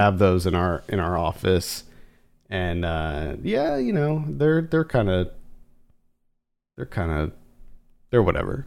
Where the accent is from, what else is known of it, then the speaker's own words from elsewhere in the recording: Central Pennsylvania, United States; moved away; where we grew up in Pennsylvania